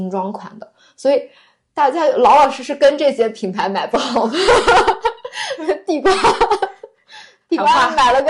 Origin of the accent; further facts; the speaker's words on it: Yuncheng, Shanxi, China; 就我是山西的嘛，那我们山西运城的苹果